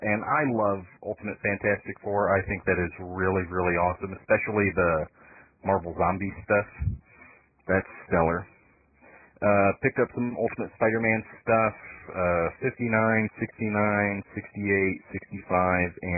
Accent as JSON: {"language": "English", "town": "Big Rapids", "region": "Michigan", "country": "United States", "tie": "born or raised there", "also_born_or_lived": "Morley, Michigan", "moved": "as an adult", "lives_now": "Tennessee, United States", "said": "growing up in Big Rapids and Morley"}